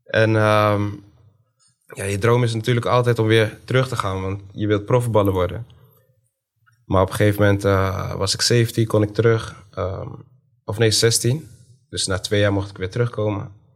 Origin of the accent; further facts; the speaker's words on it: Zwolle, Overijssel, Netherlands; Woonachtig in Zwolle, opgegroeid in Zwolle, geboren in Zwolle